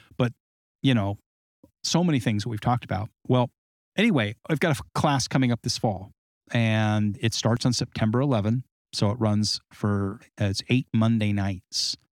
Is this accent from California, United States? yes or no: yes; Southern California, United States; also born or lived in Arizona / Colorado / Nevada / Great Lakes; now in Great Lakes region, United States; Southern California climate where I grew up